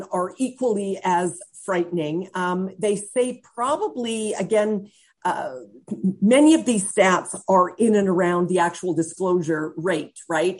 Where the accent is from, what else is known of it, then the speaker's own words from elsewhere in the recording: Central Alberta, Canada; I'm from Central Alberta.